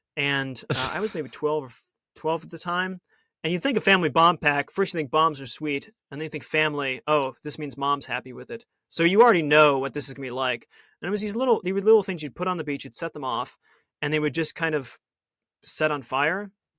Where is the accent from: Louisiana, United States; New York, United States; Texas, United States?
New York, United States; Buffalo; I grew up in New York, so you weren't allowed to do anything.